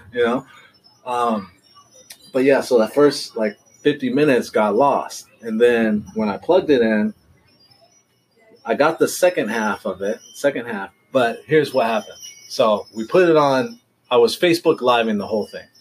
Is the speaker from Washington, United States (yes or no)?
yes; Seattle, Washington, United States; now in Southern California, United States; I'm from Seattle, but it's been so long